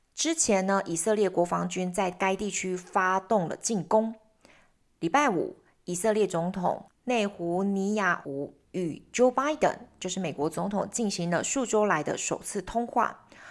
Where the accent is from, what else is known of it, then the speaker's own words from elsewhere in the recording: Taiwan; 当我们台湾人如果以后出去的时候